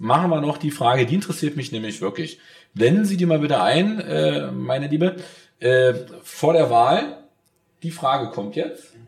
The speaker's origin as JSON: {"language": "German", "region": "Berlin", "country": "Germany", "said": "als Berliner"}